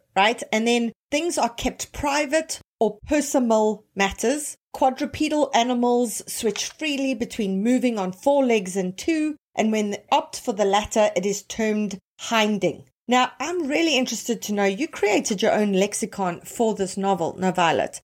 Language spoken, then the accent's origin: English; South Africa; now in Toronto, Canada; I'm South African, tons of Zimbabwean friends, as many of them here in, uh, Toronto.